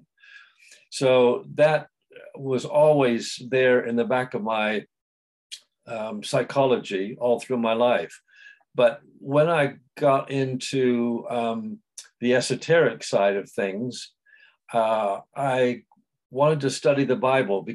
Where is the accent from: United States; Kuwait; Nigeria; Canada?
United States; San Diego, California; I was born in San Diego, in California, and I came from a very loving family